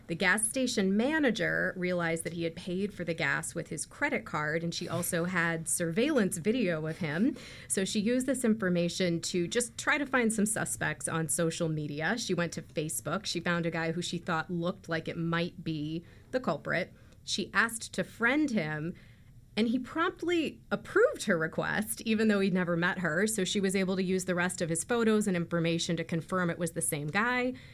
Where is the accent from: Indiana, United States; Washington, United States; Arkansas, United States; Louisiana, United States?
Indiana, United States; I'm from Indiana